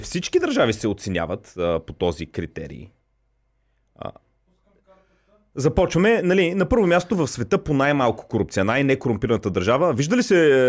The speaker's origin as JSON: {"language": "Bulgarian", "country": "Bulgaria", "said": "аз също се гордея като българин"}